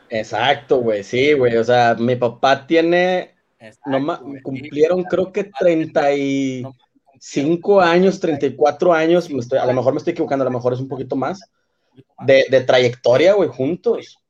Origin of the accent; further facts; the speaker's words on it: Monterrey, Nuevo León, Mexico; en Monterrey decimos sacas